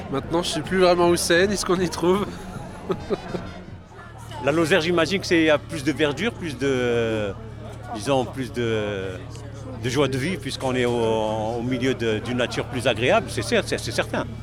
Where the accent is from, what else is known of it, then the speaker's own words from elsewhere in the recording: United States; French is a second language; Oui, j'ai un accent parce que je suis américain.